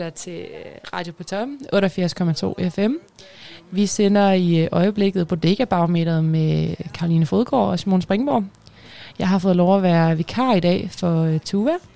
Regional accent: Aalborg, North Denmark Region, Denmark; jeg er fra Aalborg

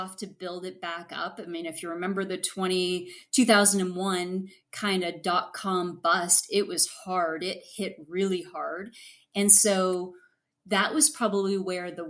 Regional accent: Ottawa, Ontario, Canada; I was from Ottawa, didn't have the French background

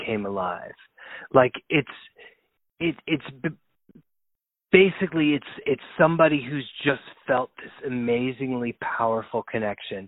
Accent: Texas, United States; also born or lived in Ohio / Cleveland, Ohio; now in New York, United States; prior to that I grew up in Texas.

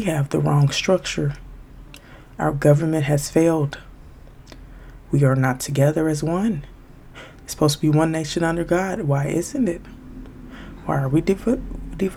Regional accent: Chicago, Illinois, United States; I'm from Chicago

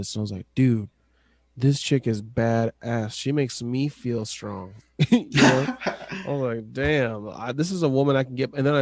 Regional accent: Tacoma, Washington, United States; growing up in Tacoma area

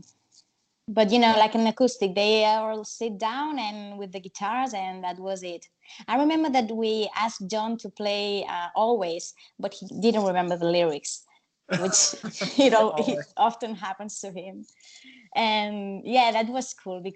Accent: Spain; first language Spanish; English is a second language; here we speak Spanish, and our level of English is not that pretty good

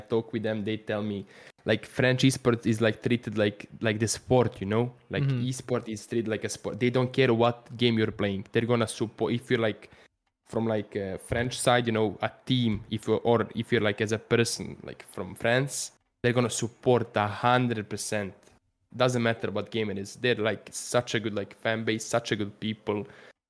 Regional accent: Serbia; Like I grew up like in Serbia, when you watch stuff, that's what I do with like sports stuff.

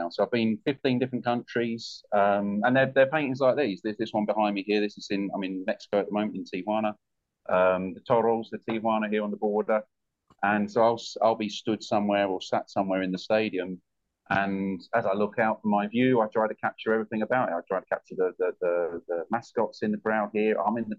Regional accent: United Kingdom; moved away as an adult; also born or lived in Busan, South Korea; I'm a British guy

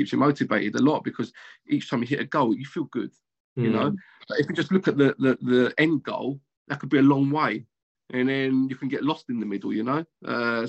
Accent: London, United Kingdom; when I was a kid, I grew up in Canning Town, Upton Park, council flats.

